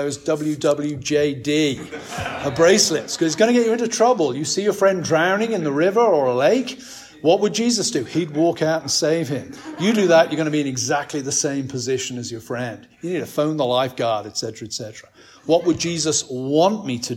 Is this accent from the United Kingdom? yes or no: yes; England, United Kingdom; as an Englishman